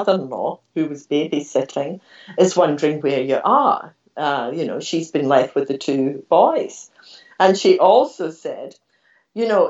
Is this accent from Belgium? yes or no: no; Scotland, United Kingdom; moved away as an adult; now in Australia; I was born in Scotland